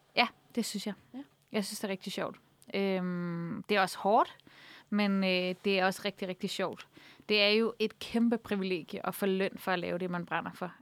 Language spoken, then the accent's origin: Danish; Copenhagen, Capital Region of Denmark, Denmark; jeg er vokset op på Nørrebro